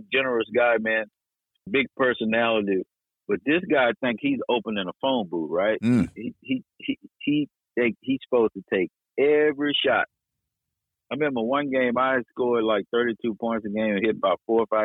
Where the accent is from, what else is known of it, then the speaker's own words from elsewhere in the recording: Dallas, Texas, United States; I'm from Dallas and still here now